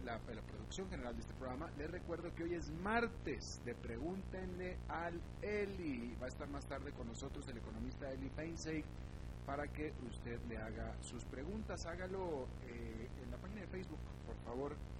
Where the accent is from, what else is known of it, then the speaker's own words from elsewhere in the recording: Monterrey, Nuevo León, Mexico; now in Costa Rica; yo soy de Monterrey